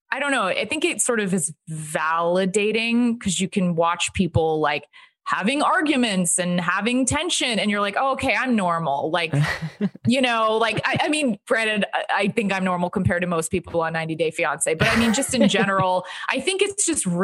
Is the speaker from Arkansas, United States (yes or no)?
no; Dallas, Texas, United States; born or raised there; moved away